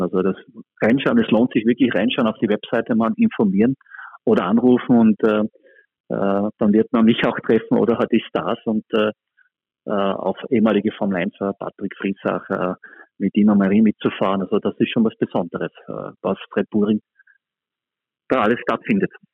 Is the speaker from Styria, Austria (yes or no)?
yes; Spielberg, Styria, Austria; wo ich einfach selber ja, groß geworden bin und dort aufgewachsen bin